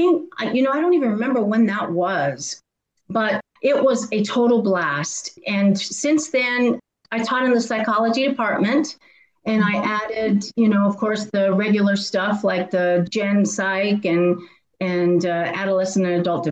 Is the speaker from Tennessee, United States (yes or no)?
no; Antonito, Colorado, United States; I am from Antonito, Colorado, and I was born and raised in the San Luis Valley